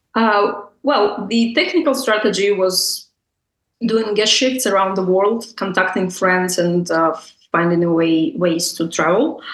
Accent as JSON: {"language": "English", "country": "Russia", "tie": "born or raised there", "moved": "as an adult", "lives_now": "Milan, Italy", "said": "I was born and raised in Russia"}